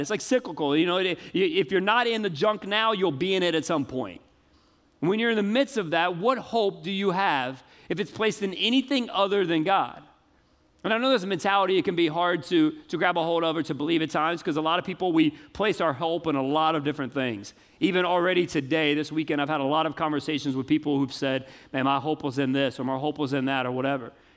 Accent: the South, United States; I grew up in the South my whole life.

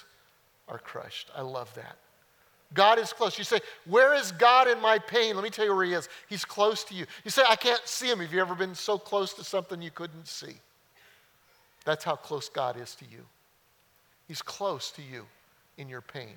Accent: just outside of Denver, Colorado, United States; now in Mount Pleasant, United States; I grew up in Colorado. Just outside of Denver, hilly.

